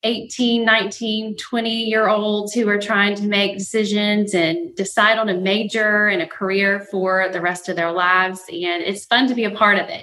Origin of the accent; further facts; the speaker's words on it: Mobile, Alabama, United States; I'm from Mobile, Alabama